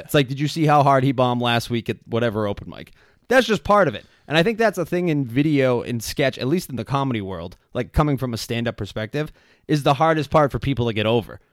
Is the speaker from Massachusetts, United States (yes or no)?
yes; Quincy, Massachusetts, United States; I'm from Quincy, I still live there